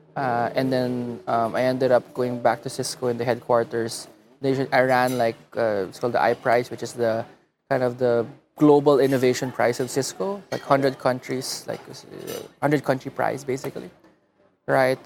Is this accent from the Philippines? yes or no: yes; Muntinlupa, Metro Manila, Philippines; also born or lived in Los Angeles, United States / Davao; now in San Francisco, United States; I grew up in Alabang